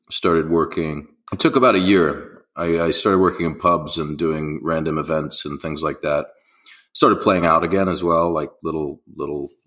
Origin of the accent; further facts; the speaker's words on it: Beirut, Beirut Governorate, Lebanon; born there; I was born in Beirut actually in Lebanon, and you yes. know I've been traveling ever since then.